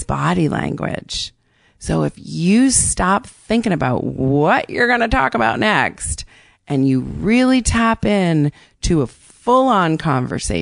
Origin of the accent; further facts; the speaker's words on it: Barrington, Rhode Island, United States; moved away as an adult; also born or lived in Boston; now in New York City, United States; Barrington, where I grew up